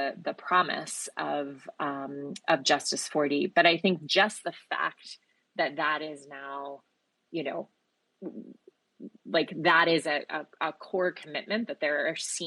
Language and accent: English; Georgia, United States; my home state and formerly your momentary state, Sean, Georgia